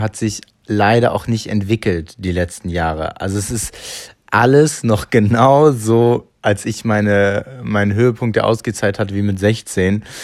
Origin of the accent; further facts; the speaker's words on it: Hamburg, Germany; ich bin in Hamburg aufgewachsen, groß geworden